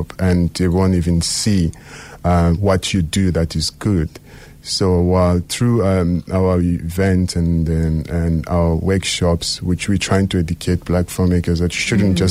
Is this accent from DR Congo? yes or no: yes; Likasi, Haut-Katanga, DR Congo; now in Cape Town, South Africa; I'm from DRC in a very small town called Likasi. So it's on the south of the country.